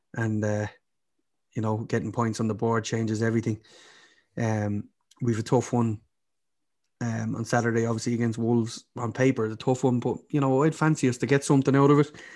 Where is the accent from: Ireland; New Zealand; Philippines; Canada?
Ireland; now in Birmingham, United Kingdom; I'm Irish